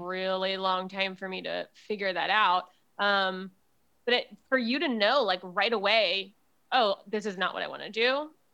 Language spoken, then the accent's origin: English; Jacksonville, Florida, United States; also born or lived in Miami, Florida; I grew up in Jacksonville, Florida